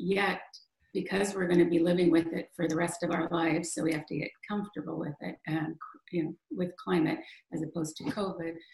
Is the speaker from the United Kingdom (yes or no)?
no; Western Canada, Canada; moved away; I grew up in Western Canada